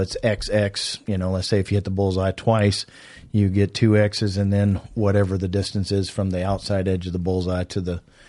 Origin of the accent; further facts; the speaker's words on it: Virginia, United States; now in Illinois, United States; I'm actually from Virginia.